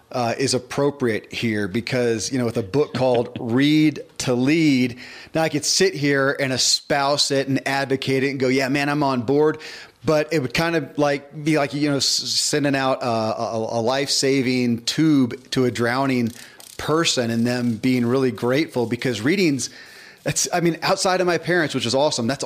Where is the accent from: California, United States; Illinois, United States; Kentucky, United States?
Kentucky, United States; born or raised there